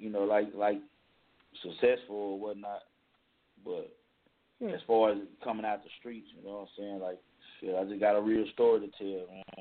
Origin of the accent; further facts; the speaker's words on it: Paris, Île-de-France, France; English is a second language; also born or lived in Dallas; now in United States; I'm from Paris, you know, like, but my last ten years, like, I was living in Dallas, Texas.